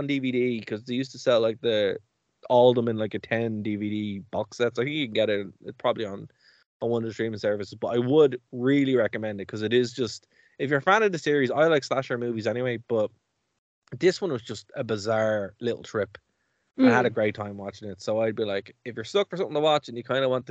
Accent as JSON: {"language": "English", "country": "Ireland", "said": "as an Irish person"}